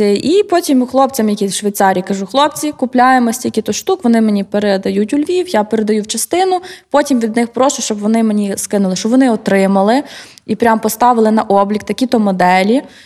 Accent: Kyiv, Ukraine; Я взагалі з Києва, і в мене батьки також

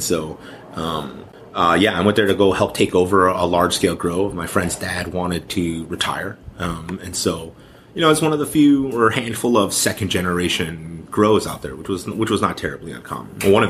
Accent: Chicago, Illinois, United States; I'm from Chicago, Illinois, originally, born and raised.

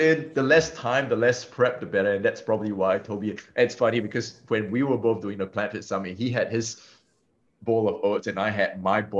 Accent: Singapore; being Singaporean and being Asian

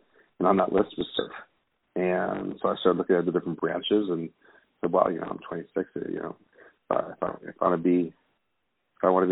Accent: Santa Monica, California, United States; I grew up in the Los Angeles area. In fact, I grew up in the Santa Monica, Malibu area for the most part. I went to Santa Monica High School.

